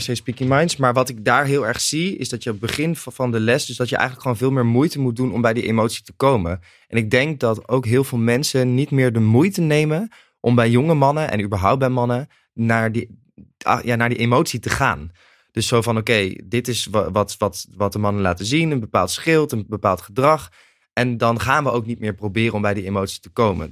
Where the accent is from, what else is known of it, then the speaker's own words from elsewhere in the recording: Nijmegen, Gelderland, Netherlands; Ik kom uit Nijmegen en ik ging ook in Nijmegen studeren in het eerste jaar